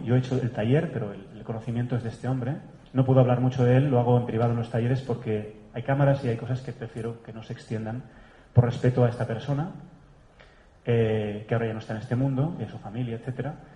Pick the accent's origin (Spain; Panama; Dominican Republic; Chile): Spain; Catalonia; moved away; also born or lived in Germany; mi tierra, allá arriba en el norte de España, de Cataluña